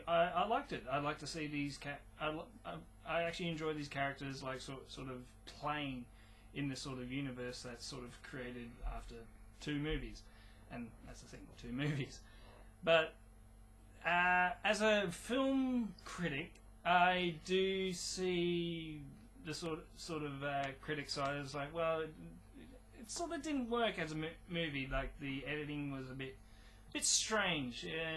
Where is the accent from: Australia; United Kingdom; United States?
Australia; as an Australian